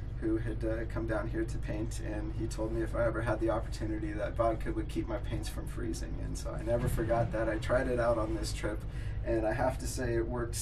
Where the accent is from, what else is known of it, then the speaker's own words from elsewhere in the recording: Crested Butte, Colorado, United States; I'm an artist from Crested Butte, Colorado